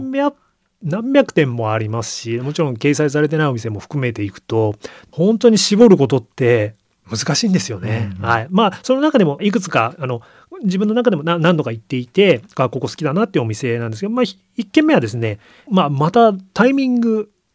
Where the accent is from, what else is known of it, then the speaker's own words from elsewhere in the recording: Yokohama, Kanagawa, Japan; 生まれ育った横浜